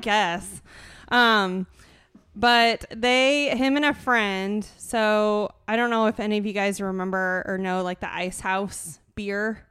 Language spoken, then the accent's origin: English; Fruitland, Iowa, United States; I grew up in Fruitland. I went to L and M.